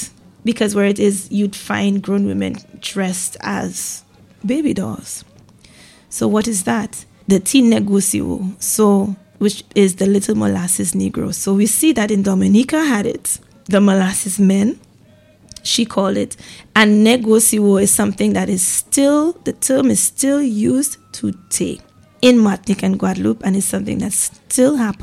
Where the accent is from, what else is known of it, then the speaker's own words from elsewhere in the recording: St. Lucia; growing up in St. Lucia